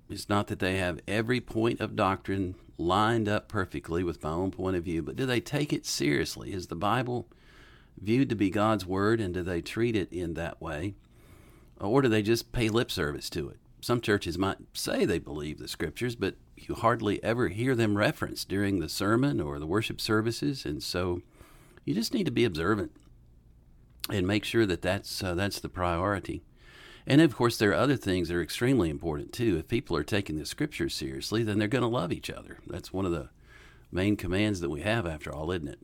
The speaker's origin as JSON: {"language": "English", "region": "Western North Carolina", "country": "United States", "tie": "born or raised there", "also_born_or_lived": "Jackson, Mississippi", "moved": "as an adult", "lives_now": "Bonita Springs, United States", "said": "I grew up in Western North Carolina"}